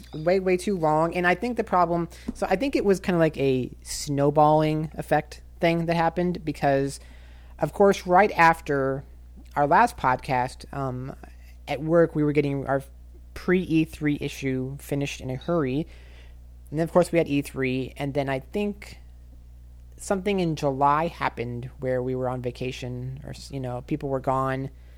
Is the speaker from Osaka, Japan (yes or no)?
yes; Osaka, Japan; So my hometown in Japan is Osaka as well. I love Osaka. I love the area.